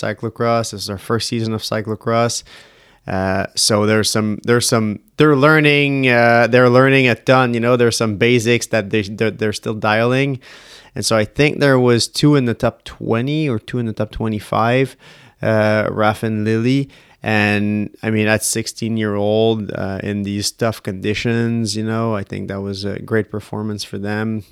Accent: Canada; we're Canadian

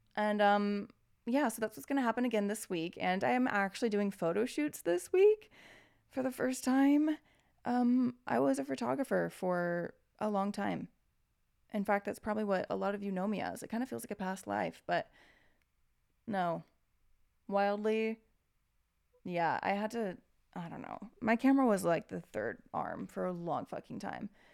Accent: United States; As an American

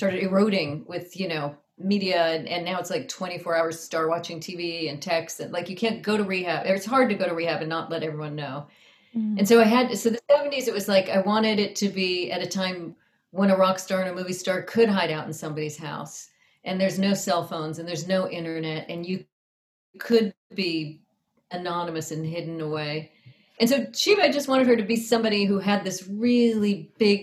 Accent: Southern California, United States; moved away; also born or lived in Baltimore / New York City; I grew up in Southern California

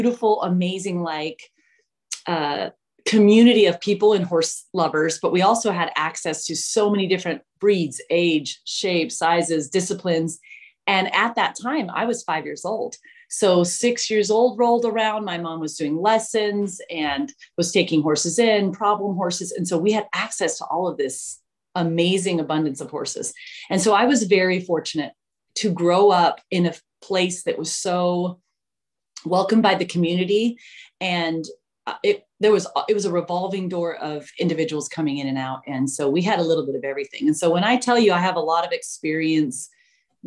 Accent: Mesa, Arizona, United States; I grew up in Mesa, Arizona

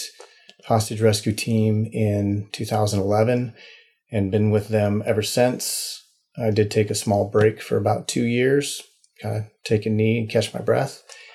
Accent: Nebraska, United States; moved away; I grew up in Nebraska, kind of the lineage of some Western ranchers, moved around a bit as a child

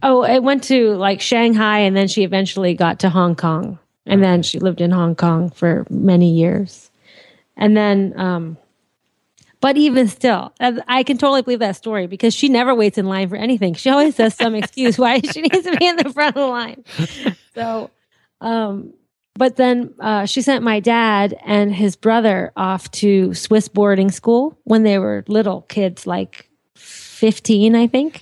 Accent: Andover, Massachusetts, United States; also born or lived in Lawrence, Massachusetts; I was born in uh, Andover, Mass. Well, I lived in Andover. I was born in Lawrence General Hospital. Massachusetts

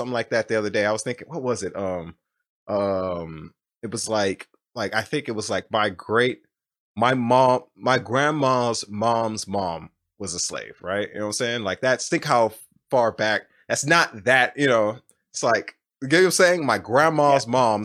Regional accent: Ohio, United States; I was born in Ohio in the 90s

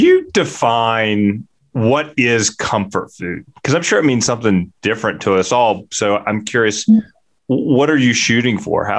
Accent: United States; also born or lived in Mississippi; I'm from Louisiana and Mississippi

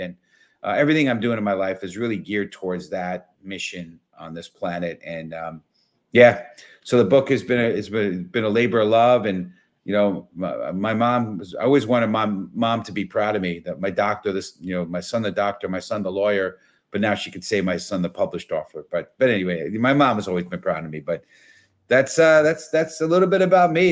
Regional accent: New York City, New York, United States; I was born and raised in the Bronx.

